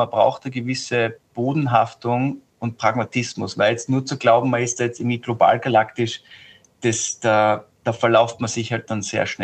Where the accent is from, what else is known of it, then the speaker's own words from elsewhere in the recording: Austria; Also ich glaube, dass wir als Europäer oder als Österreicher insbesondere viele Sachen nicht machen, weil eben zu klein gedacht wird.